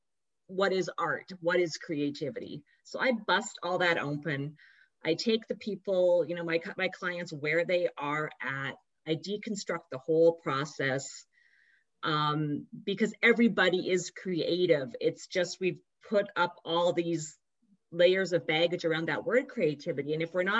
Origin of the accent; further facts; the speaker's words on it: Canada; also born or lived in New York City; now in New York, United States; I live outside of New York City, but I'm a Canadian